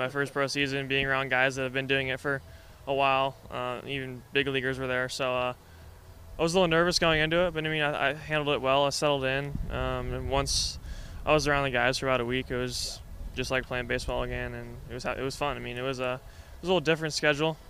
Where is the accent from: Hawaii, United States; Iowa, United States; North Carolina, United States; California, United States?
California, United States; Turlock; born or raised there